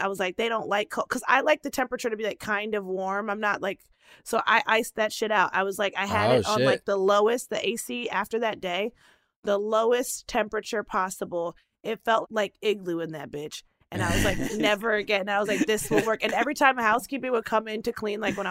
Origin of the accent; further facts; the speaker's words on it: United States; of a Nigerian-born parent and me being an American-born child